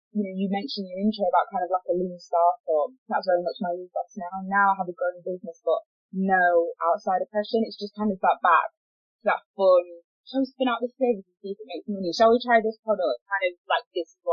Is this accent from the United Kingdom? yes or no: yes; Yorkshire and the Humber, United Kingdom; moved away as an adult; now in Manchester, United Kingdom; I moved from Yorkshire where I'm born to Manchester